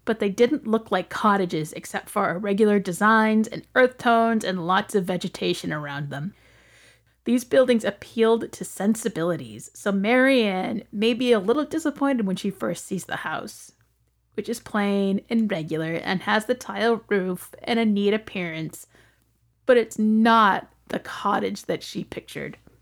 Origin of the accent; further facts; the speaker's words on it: United States; as an American